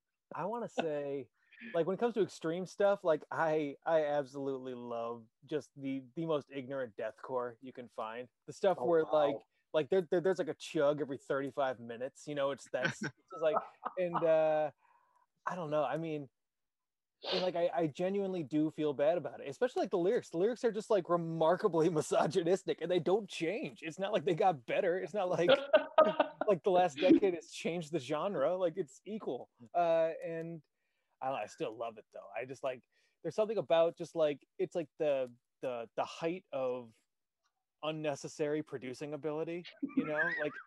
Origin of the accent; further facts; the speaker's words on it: Chicago, Illinois, United States; We're both from Chicago